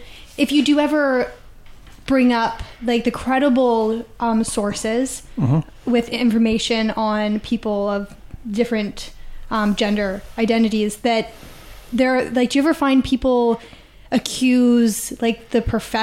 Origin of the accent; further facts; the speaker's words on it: Canada; We're Canadian. Politeness is our middle name.